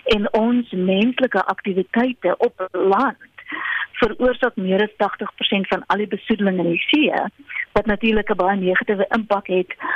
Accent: South Africa; ons as Suid-Afrikaners

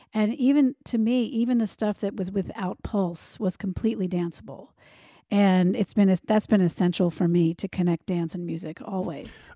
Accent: United States; I grew up outside of Washington, D C

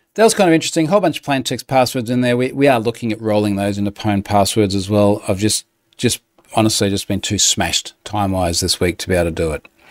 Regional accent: Australia; as an Aussie

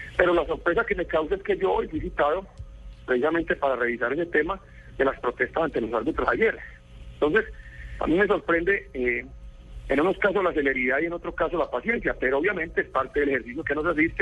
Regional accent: Colombia; perdí una cantidad de derechos que me asisten como colombiano

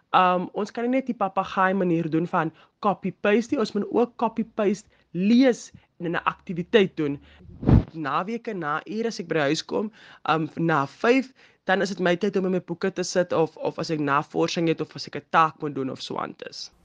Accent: Atlantis, Western Cape, South Africa; Ek is van 'n ek sal sê klein dorpie, maar ek is van Atlantis

